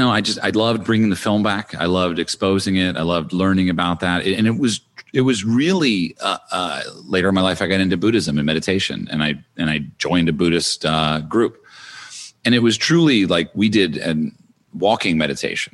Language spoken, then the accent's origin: English; Madison, New Jersey, United States; moved away; I grew up in a town in New Jersey called Madison, which had about 15,000 people